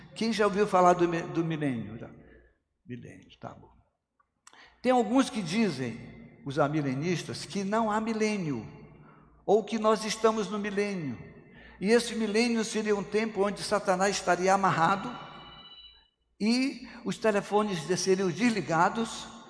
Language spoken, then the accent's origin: Portuguese; Brazil; Eu sou brasileiro